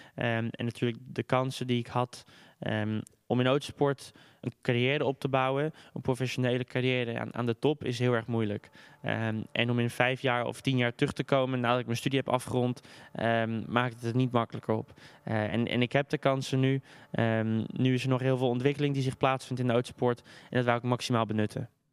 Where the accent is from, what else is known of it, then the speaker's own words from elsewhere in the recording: Amsterdam, North Holland, Netherlands; ik ben geboren en getogen in Amsterdam